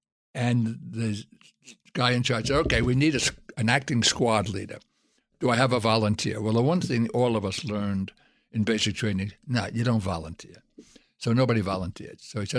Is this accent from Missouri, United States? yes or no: no; Brooklyn, New York, United States; They didn't know I was the wimp from Brooklyn who couldn't hit two sewers and was always picked up last for the teams.